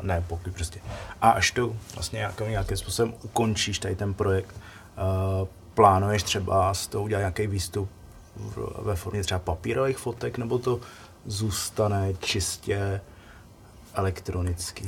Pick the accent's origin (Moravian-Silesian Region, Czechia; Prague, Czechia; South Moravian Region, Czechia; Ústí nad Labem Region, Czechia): Ústí nad Labem Region, Czechia; Most District; u nás na severu, já jsem že jo, z Mostecka